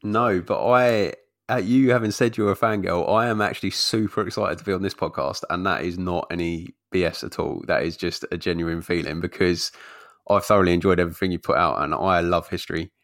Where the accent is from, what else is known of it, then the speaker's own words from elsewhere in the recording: London, United Kingdom; moved away; also born or lived in Essex; I, spent a lot of time growing up in London, but we moved out to Essex when I got older